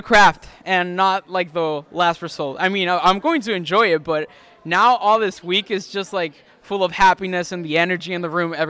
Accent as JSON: {"language": "English", "region": "Mexico City", "country": "Mexico", "moved": "yes", "lives_now": "Idaho, United States", "said": "I am from Idaho Arts Academy. It's a boarding school, but I'm originally from Mexico City."}